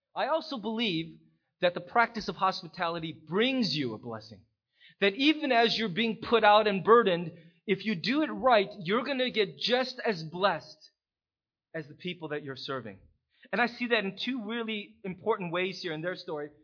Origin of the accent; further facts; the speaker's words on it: United States; as an American